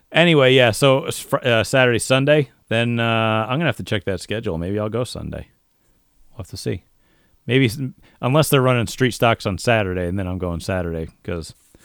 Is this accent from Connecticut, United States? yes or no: yes; Connecticut, United States; like where we're from Eastern Central Connecticut.